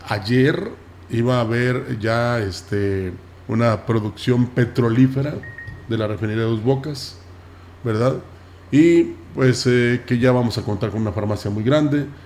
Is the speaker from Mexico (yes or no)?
yes; Mexico; todos tengamos en cuenta y nos convenzamos de que somos mexicanos y que debemos estar unidos.